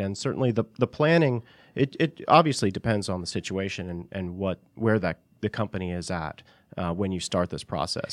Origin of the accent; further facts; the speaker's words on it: Northeast, United States; moved away as an adult; also born or lived in California; I'm from the Northeast originally.